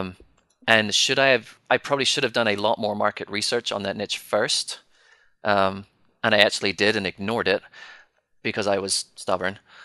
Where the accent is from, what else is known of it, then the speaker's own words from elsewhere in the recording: United Kingdom; Being British